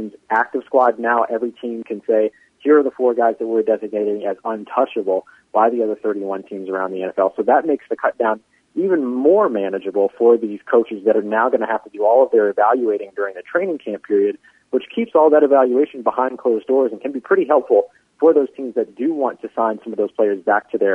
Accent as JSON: {"language": "English", "town": "New Orleans", "region": "Louisiana", "country": "United States", "tie": "born or raised there", "said": "me growing up in New Orleans"}